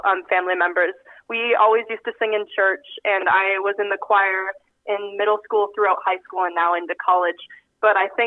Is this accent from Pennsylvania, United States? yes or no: no; Exira, Iowa, United States; moved away as an adult; now in York, Nebraska, United States; I'm from Exira, actually, right outside of Exira. Went to high school at Audubon